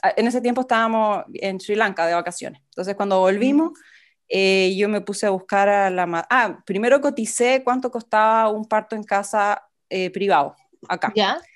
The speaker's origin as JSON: {"language": "Spanish", "country": "Chile", "moved": "as an adult", "lives_now": "Melbourne, Australia", "said": "soy chilena, vivo en Melbourne, Australia."}